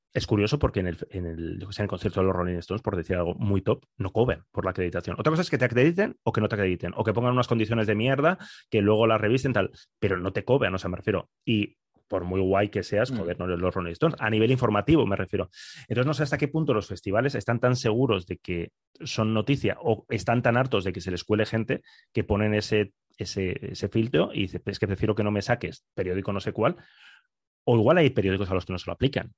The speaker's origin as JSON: {"language": "Spanish", "town": "Bilbao", "region": "Basque Country", "country": "Spain", "said": "yo soy de Bilbao"}